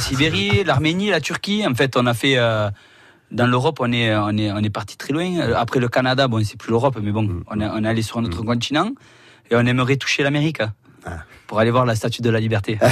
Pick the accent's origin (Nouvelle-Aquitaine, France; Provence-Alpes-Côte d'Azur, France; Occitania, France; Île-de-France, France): Occitania, France; Montpellier; also born or lived in Pérols; now in Jonquières-Saint-Vincent, France; Après, je suis venu à Montpellier